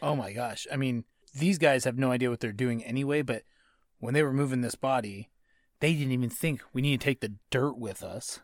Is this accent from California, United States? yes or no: yes; Southern California, United States; growing up in Southern California, like, we have a, an understanding of Spanish that I think most people in, throughout the country don't